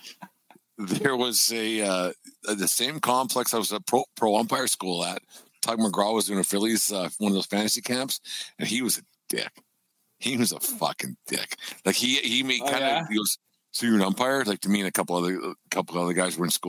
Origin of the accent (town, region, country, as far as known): Canada